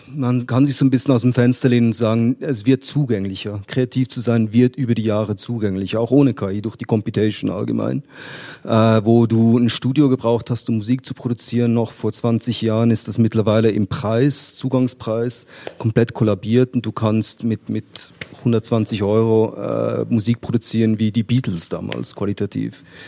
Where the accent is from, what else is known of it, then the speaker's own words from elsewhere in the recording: Switzerland; als Schweizer